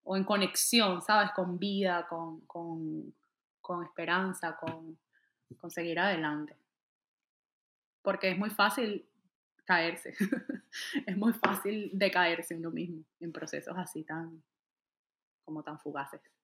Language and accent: Spanish; Venezuela; moved away as an adult; now in Atlanta, United States; Salí de un día a otro, salí de Venezuela y salí, salí por Colombia